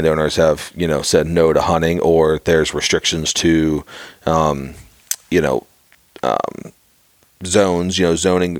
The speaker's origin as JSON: {"language": "English", "town": "Pittsburgh", "region": "Pennsylvania", "country": "United States", "tie": "born or raised there", "said": "growing up in Pittsburgh myself"}